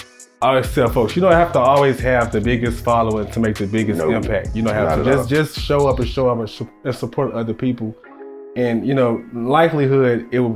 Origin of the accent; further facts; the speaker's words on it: St. Louis, Missouri, United States; I'm actually not from the South, as you know. I'm from St. Louis, Missouri.